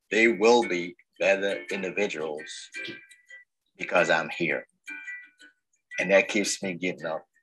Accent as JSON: {"language": "English", "town": "New York City", "region": "New York", "country": "United States", "tie": "born or raised there", "said": "I grew up in the South Bronx."}